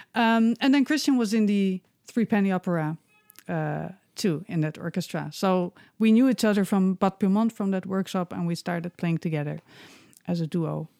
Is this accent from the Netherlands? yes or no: yes; Netherlands; moved away as an adult; also born or lived in Bremen, Germany; now in Berlin, Germany; I was born and raised in Holland.